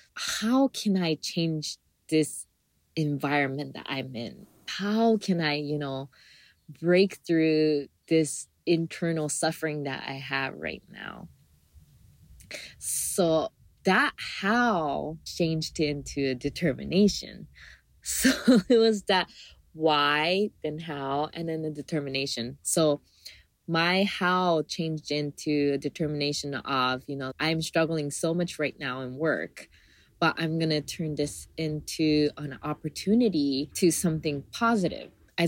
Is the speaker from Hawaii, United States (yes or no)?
yes; Hawaii, United States; because I was local, I am still a local, but growing up in Hawaii, like I always see like tourists coming into Hawaii.